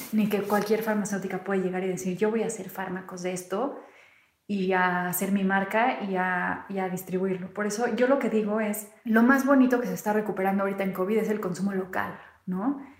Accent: Mexico

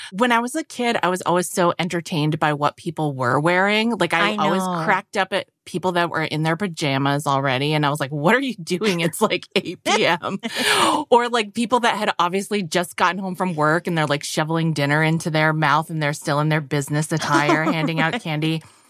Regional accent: New England, United States; I grew up in New England.

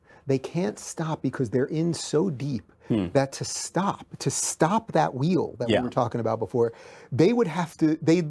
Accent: New York, United States; born or raised there; now in California, United States

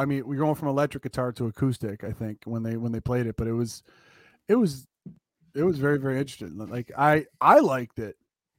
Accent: Buffalo, New York, United States; I'm from Buffalo

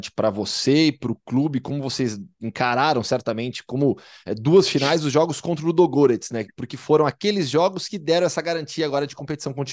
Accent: Rio Grande do Sul, Brazil; now in Ljubljana, Slovenia; É, como bom gaúcho, a churrasqueira está ali atrás, né?

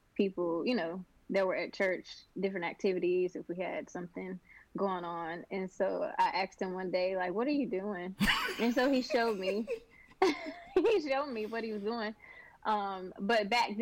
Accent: Burlington, North Carolina, United States; also born or lived in Lexington, North Carolina / Winston-Salem, North Carolina; I moved to Burlington when I was about 8 years old. And so I finished out school in Burlington

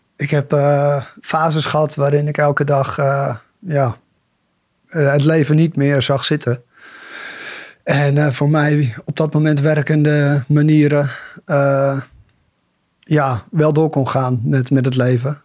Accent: Bollenstreek, South Holland, Netherlands; klein dorpje in de Bollenstreek opgegroeid

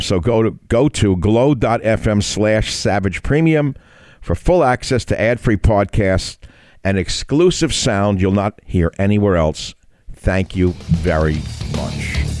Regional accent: New York City, New York, United States; We're both from Queens. We had a similar upbringing

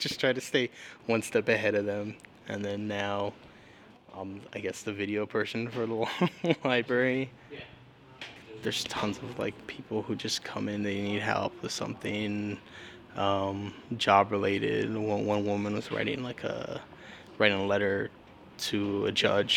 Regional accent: Tucson, Arizona, United States; I was born in Tucson, and I've lived here all my life

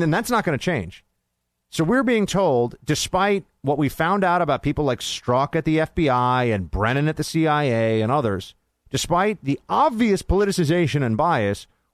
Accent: New York, United States; I'm from New York. A lot of Italians in New York, too.

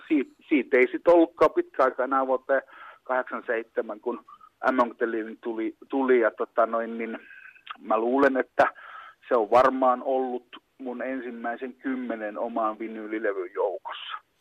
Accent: Pieksämäki, South Savo, Finland

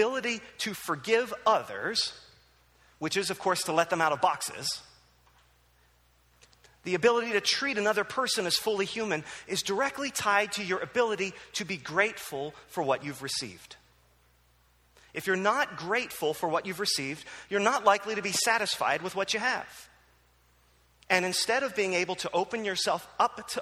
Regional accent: New Jersey, United States; moved away; also born or lived in Philadelphia; I grew up in New Jersey

